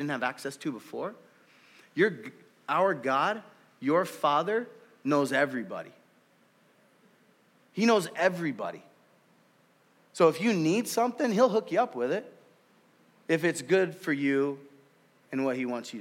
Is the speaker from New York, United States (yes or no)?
no; Oakland, California, United States; also born or lived in Marysville; now in Wenatchee, United States; I grew up in California. I grew up in inner city Oakland